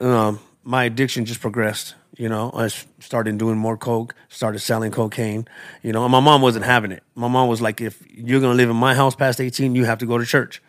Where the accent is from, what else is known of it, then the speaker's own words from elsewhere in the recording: Tucson, Arizona, United States; I was born and raised in Tucson, in Arizona.